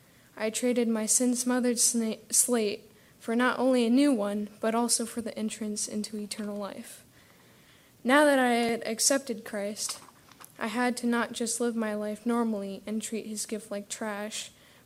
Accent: Tirana, Tirana County, Albania; born there; I was born in Tirana, Albania. For those of you who don't know, that is in southern Europe, east of Italy.

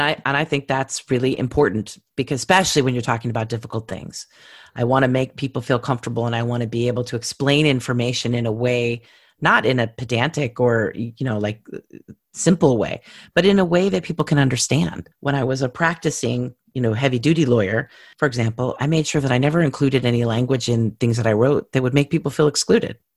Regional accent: California, United States; I'm from California

